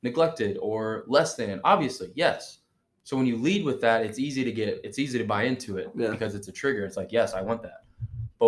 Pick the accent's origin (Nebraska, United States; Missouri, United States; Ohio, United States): Missouri, United States; St. Louis; growing up in St. Louis